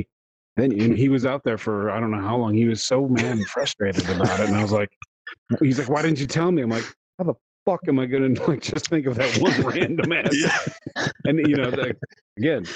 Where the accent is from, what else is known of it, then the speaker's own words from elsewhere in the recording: Wisconsin, United States; now in Southern United States; we're from Wisconsin, which is the top middle of the U.S.